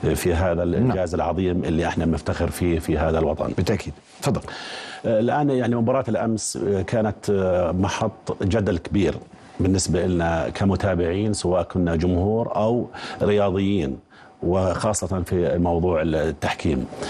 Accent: Jordan; احنا كاردنيين

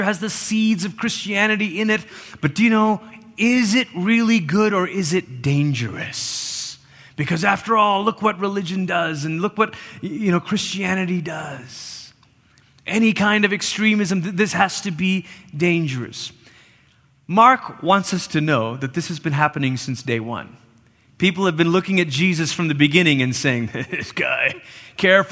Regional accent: Malaysia; now in United States; I grew up in Malaysia.

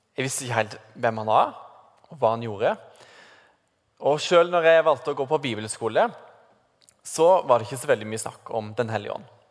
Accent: Sørlandet, Norway; moved away; siden jeg kommer fra Sørlandet, hvor noen hevder at vi har en sånn grammatisk feil i språket vårt

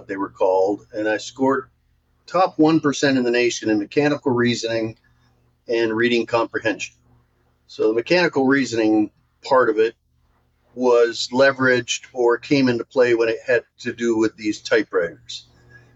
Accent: Michigan, United States; I was born and raised in Michigan

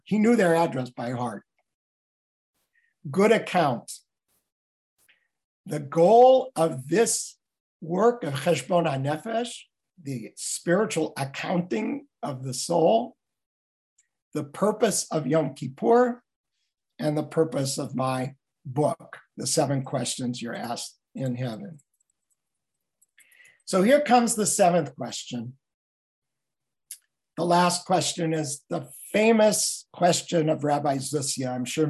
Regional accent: Los Angeles, California, United States; I'm from Los Angeles.

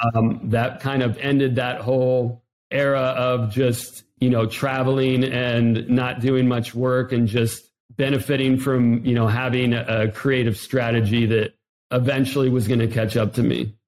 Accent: Ohio, United States; moved away; also born or lived in South Florida; I'm from Ohio originally

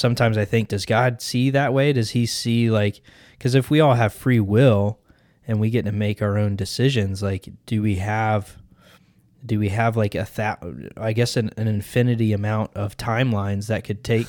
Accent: United States; I'm American, man.

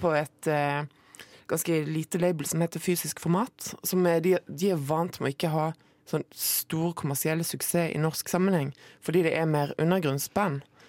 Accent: Moi, Rogaland, Norway; på Moi, der jeg kommer fra.

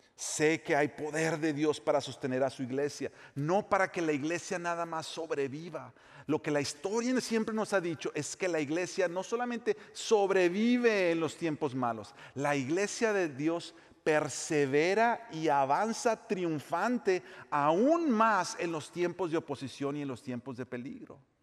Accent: Mexico; moved away as an adult; now in United States; Yo nací en México, me crié en México, amo México

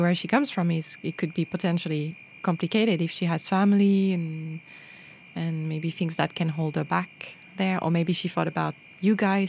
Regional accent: France; moved away as an adult; now in Norway; I am French and I've been living here 10 years.

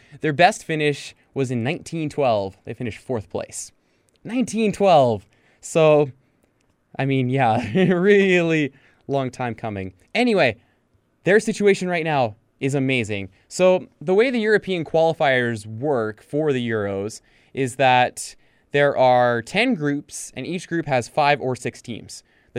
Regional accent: Canada; my mom was born in Finland, my dad was born in Chile, and I was born in Canada. So those are kind of my three countries, is Chile, Finland, Canada.

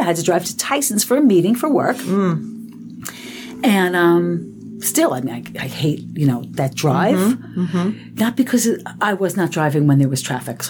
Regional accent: New Jersey, United States; I'm from New Jersey.

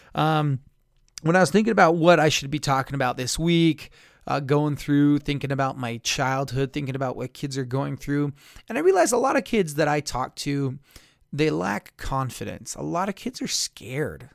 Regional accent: Blanding, Utah, United States; in my hometown, we would, in Blanding

